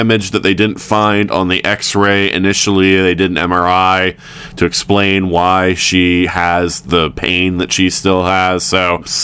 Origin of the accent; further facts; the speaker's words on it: the South, United States; moved away; I'm from the South